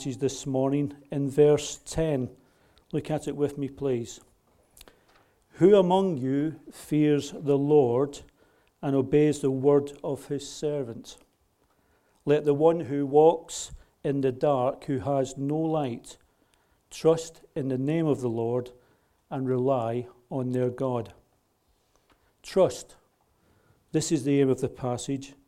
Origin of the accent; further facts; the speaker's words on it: Scotland, United Kingdom; I'm a Scot